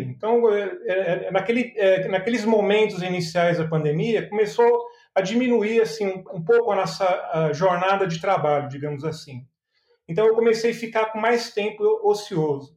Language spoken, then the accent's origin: Portuguese; São Paulo, Brazil; now in Belo Horizonte, Brazil; Eu sou nascido em São Paulo, e vim para Minas Gerais já tem mais de 25 anos que estou aqui em Minas